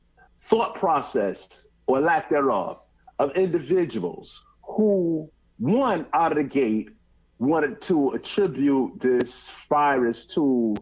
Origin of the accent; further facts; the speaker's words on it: Georgia, United States; because I'm clearly biased, given that I'm from Georgia.